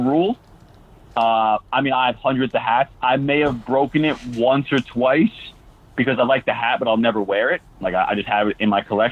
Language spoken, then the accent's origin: English; New York City, New York, United States; I'm from Brooklyn